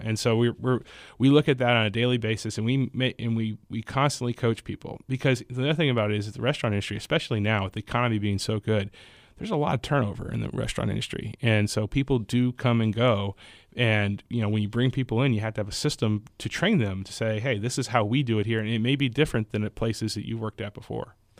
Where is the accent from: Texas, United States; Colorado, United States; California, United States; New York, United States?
Texas, United States; Houston; I grew up in Houston